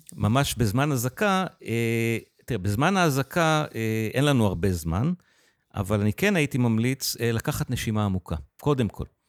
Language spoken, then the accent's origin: Hebrew; Israel; גדלתי בקיבוץ